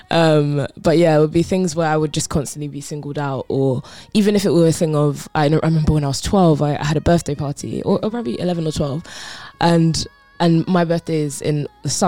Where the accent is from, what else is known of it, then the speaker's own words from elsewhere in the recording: Croydon, London, United Kingdom; I grew up in Croydon, uh, which is South okay, London, okay.